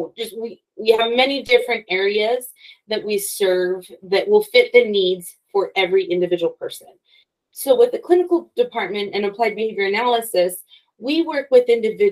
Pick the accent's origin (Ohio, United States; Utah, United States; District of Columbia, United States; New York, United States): Utah, United States; Logan; I'm from Logan. I went to Utah State University.